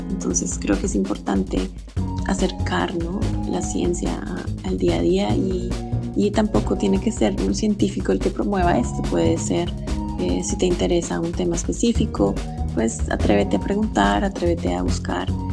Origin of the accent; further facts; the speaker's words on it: Colombia; now in Belgium; soy científica colombiana